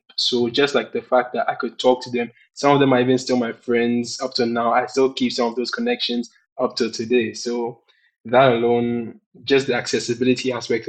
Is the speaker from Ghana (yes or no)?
yes; Ghana; I'm an African, I'm a Ghanaian